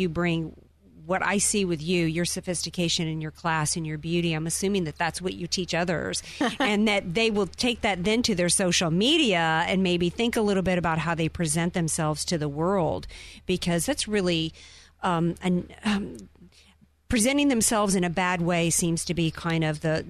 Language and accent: English; the South, United States; I grew up in the South where we used to have etiquette classes